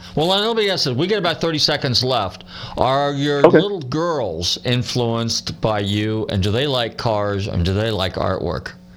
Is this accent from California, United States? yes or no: yes; Northern California, United States; now in Clearwater, United States; growing up in Northern California in the '60s